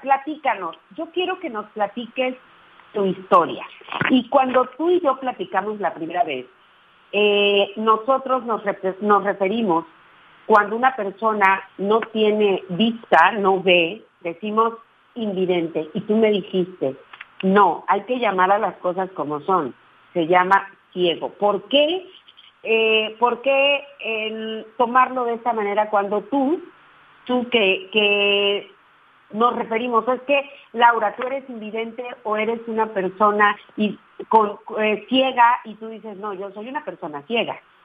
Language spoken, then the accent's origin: Spanish; Ruiz, Nayarit, Mexico; yo nací en Ruiz Nayarit, que es un pueblito allá